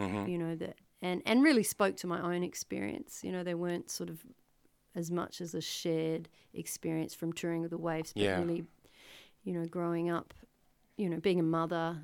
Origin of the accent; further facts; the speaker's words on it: Albany, Western Australia, Australia; my album launch tour in my hometown